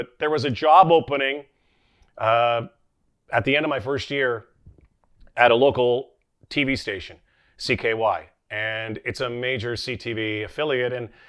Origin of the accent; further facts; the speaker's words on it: Winnipeg, Manitoba, Canada; I grew up in Winnipeg at a young age.